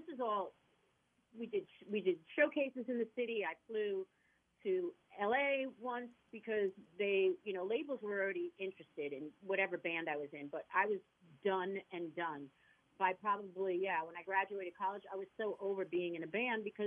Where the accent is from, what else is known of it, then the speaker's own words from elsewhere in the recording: Long Island, New York, United States; also born or lived in Bronx; when I moved to Long Island